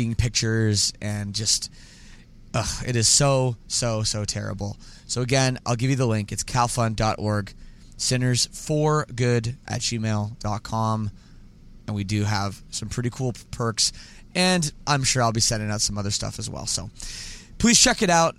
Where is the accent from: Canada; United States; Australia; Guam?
Canada; I'm Canadian